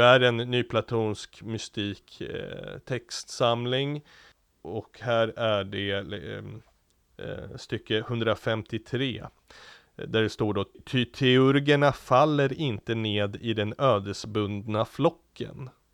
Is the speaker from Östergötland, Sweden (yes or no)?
no; Diocese of Stockholm, Stockholm County, Sweden; hemma i i Stockholms stift och där jag växte upp